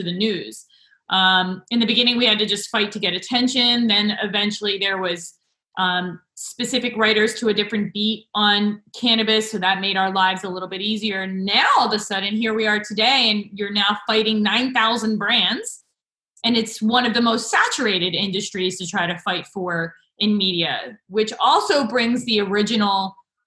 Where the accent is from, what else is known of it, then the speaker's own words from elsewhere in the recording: New Jersey, United States; I grew up in New Jersey